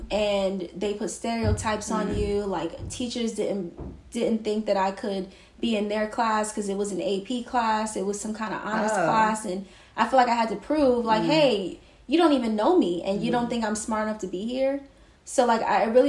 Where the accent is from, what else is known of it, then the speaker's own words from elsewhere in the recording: New York City, New York, United States; also born or lived in northern New Jersey; I was born in Brooklyn, an area called Flatbush. I pretty much spent the beginning of my life moving around between different parts of Brooklyn and northern New Jersey